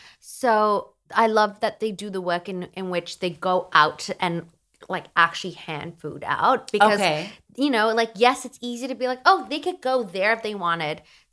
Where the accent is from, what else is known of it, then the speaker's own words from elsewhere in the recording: Australia; I'm from down under.